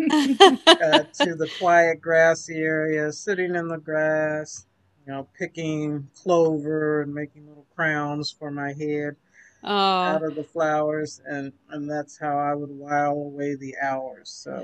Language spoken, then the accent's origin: English; Kansas City, United States; So I was born right here in Kansas City. So I've lived my entire 59 years here